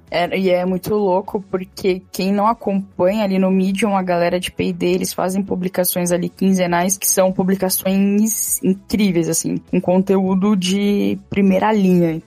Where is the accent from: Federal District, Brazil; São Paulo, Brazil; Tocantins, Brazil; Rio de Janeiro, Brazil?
São Paulo, Brazil; eu sou aqui de São Paulo